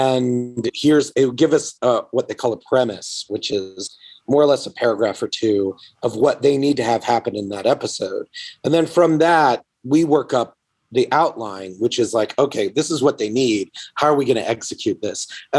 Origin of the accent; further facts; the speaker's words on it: Atlanta, Georgia, United States; I grew up in Atlanta reading Marvel comics.